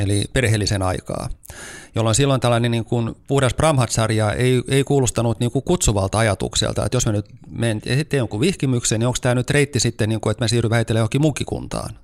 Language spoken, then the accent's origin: Finnish; Turku, Southwest Finland, Finland; moved away as an adult; also born or lived in Lappeenranta; now in Helsinki, Finland; mä siis olen kotoisin Turusta